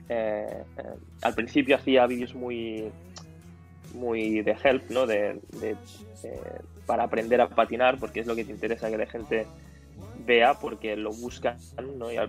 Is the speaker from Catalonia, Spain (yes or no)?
yes; Catalonia, Spain; Una vez fui de, de mi pueblo mm. hasta el Magma en Barcelona patinando más, más de 30 kilómetros el skate